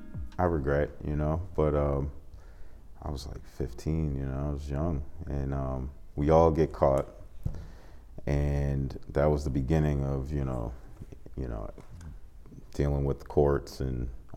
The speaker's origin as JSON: {"language": "English", "town": "Boston", "region": "Massachusetts", "country": "United States", "tie": "born or raised there", "said": "I grew up in Dorchester, so I went to school in Mecco, which bused inner city kids to suburb schools."}